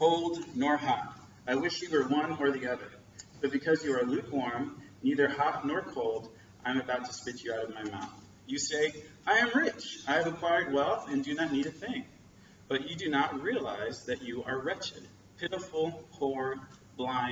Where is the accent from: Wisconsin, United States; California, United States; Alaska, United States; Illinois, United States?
Alaska, United States; moved away; my hometown in Alaska